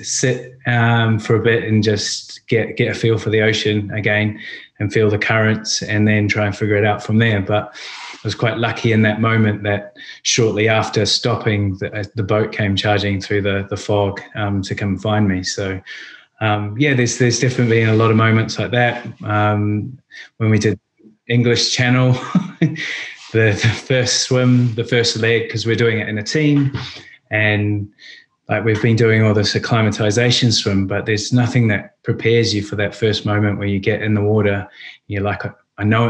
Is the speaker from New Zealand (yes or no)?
yes; New Zealand; moved away as an adult; now in London, United Kingdom; being Kiwis and growing up in New Zealand